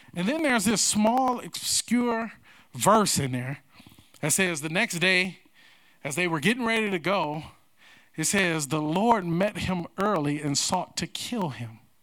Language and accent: English; United States; I am proud to be an American